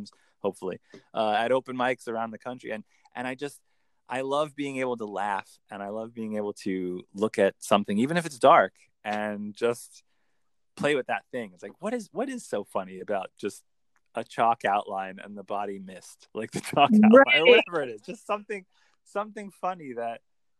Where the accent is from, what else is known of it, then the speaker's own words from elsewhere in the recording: New York, United States; I'm a Yankee from New York